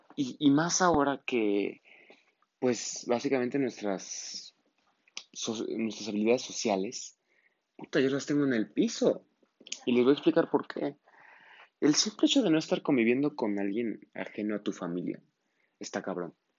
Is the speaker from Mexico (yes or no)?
yes; Mexico; en mi país, México